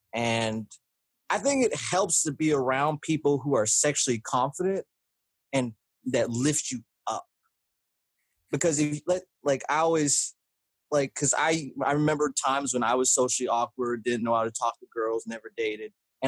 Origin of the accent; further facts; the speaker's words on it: the South, United States; is growing up in the South, having only predominantly white and black friends